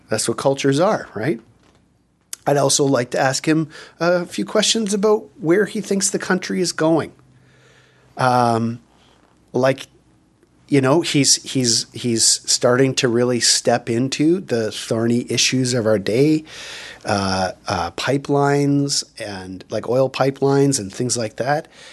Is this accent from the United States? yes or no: no; Canada; there are things in Canada, obviously, that we gather around